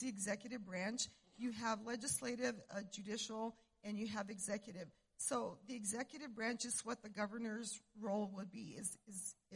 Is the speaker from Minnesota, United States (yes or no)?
no; Cuba, New Mexico, United States; I was born and raised in Cuba, New Mexico, up north